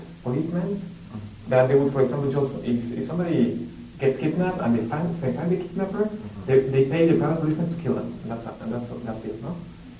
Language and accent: English; Mexico City, Mexico; Mexico City.